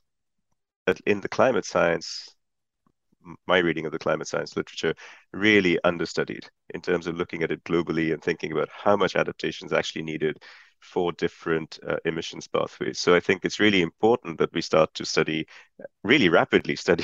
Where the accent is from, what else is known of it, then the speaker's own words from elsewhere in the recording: Uttar Pradesh, India; moved away; also born or lived in United Kingdom; I grew up in the North Indian state of Uttar Pradesh